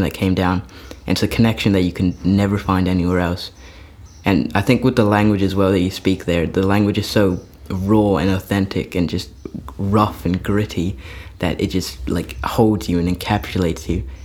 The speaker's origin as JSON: {"language": "English", "country": "New Zealand", "also_born_or_lived": "Wanaka, New Zealand", "said": "I'm from New Zealand and I'm a Kiwi boy"}